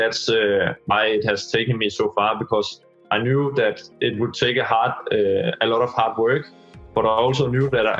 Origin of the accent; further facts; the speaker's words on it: Dianalund, Zealand, Denmark; also born or lived in Slagelse / Skelskør / Greve / Gentofte; I started in my hometown, Dianalund, which is a small town.